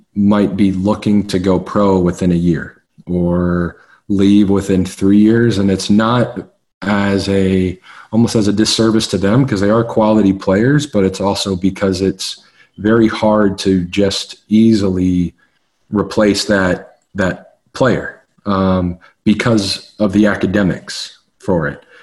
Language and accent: English; Nashville, Tennessee, United States; I grew up in Nashville, Tennessee